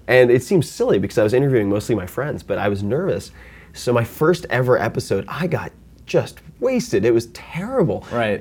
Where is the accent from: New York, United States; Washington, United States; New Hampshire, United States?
New York, United States; Long Island; I'm from Long Island